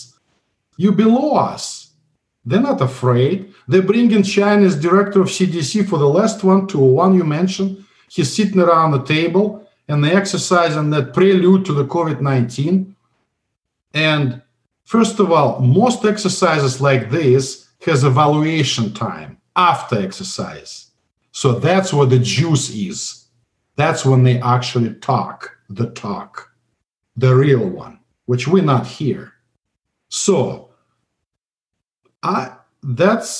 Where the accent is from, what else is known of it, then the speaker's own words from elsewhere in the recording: Russia; English is a second language; moved away as an adult; also born or lived in St. Petersburg, Russia; now in United States; I came from Soviet Union